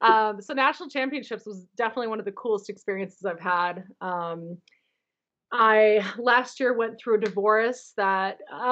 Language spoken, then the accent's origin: English; Phoenix, Arizona, United States; moved away as an adult; now in Holladay, United States; I live in Holiday, Utah. I grew up in Phoenix, Arizona